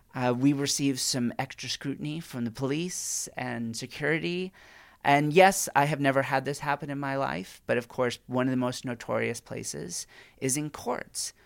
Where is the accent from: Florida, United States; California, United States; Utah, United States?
California, United States; as a Californian